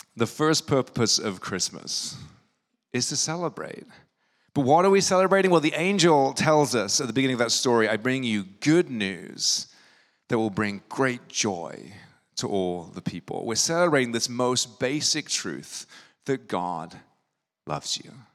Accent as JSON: {"language": "English", "region": "England", "country": "United Kingdom", "tie": "born or raised there", "moved": "yes", "lives_now": "New York, United States", "said": "When I grew up in England, holidays look a little bit different."}